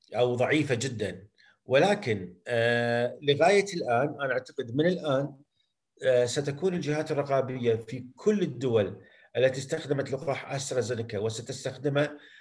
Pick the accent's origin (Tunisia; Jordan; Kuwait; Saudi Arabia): Kuwait; عندنا بالكويت